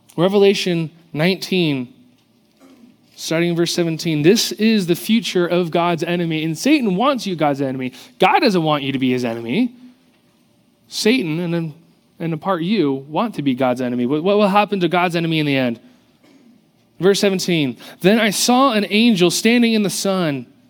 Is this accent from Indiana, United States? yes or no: no; South Orange County, California, United States; growing up in South Orange County, I grew up around pools and the ocean.